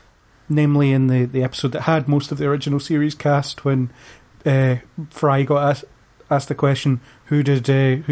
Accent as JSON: {"language": "English", "region": "Scotland", "country": "United Kingdom", "said": "as Scottish people"}